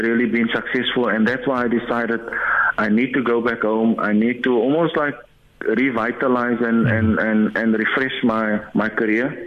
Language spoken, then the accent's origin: English; Cape Town, Western Cape, South Africa; also born or lived in Heidelberg; growing up, being born in Heidelberg, growing up on the Cape Flats